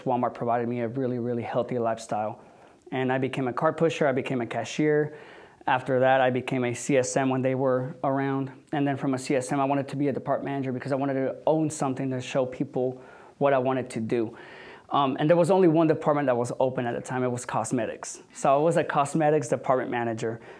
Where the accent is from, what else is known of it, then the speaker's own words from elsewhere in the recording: Mexico; also born or lived in Chicago, Illinois, United States; now in Houston, United States; Born in Chicago, Illinois, and I was raised in Mexico, and I've been in Houston for the past 14 years.